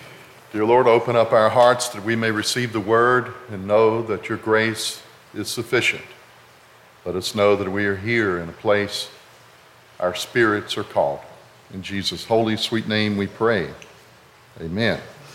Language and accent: English; North Carolina, United States; also born or lived in Lewisburg; I was born in Lewisburg, and as an itinerant pastor, the Methodist average of preachers used to be about 2.5 years. Preachers moved quite often, and we moved from town to town across eastern North Carolina, from Lewisburg to the Outer Banks, over towards Pamlico County, Morehead City